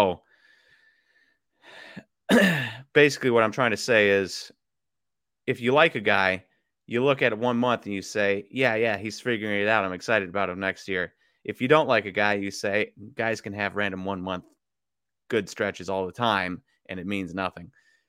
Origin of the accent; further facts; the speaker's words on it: Wisconsin, United States; He's from Wisconsin. We're from Wisconsin.